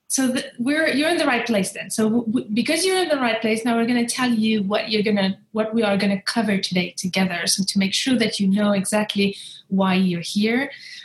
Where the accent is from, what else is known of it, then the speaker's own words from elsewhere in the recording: Algeria; I come from Algeria, but I was raised across 8 countries. I'm an expat child in a way, I'm a third culture kid. I've been moving my whole life, moved from a country to another.